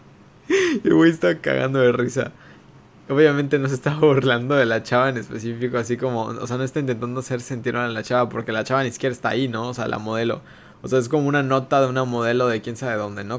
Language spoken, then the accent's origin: Spanish; Mexico; como ciudadanos mexicanos